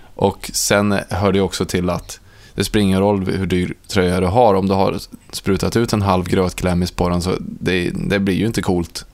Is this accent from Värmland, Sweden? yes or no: yes; Ransäter, Värmland, Sweden; moved away; när jag är eh, hemma i Ransäter på midsommar